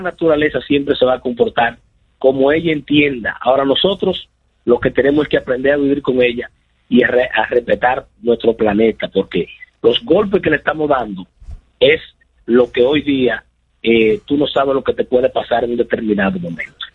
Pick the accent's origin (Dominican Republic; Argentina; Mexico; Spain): Dominican Republic; nosotros como dominicanos